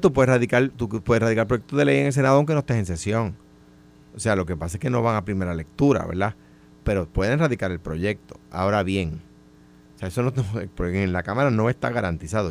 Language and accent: Spanish; Puerto Rico; yo siento como puertorriqueño que los recursos naturales